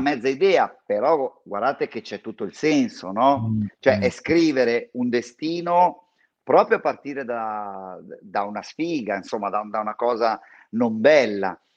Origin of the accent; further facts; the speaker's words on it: San Donato Milanese, Lombardy, Italy; io sono cresciuto a San Donato Milanese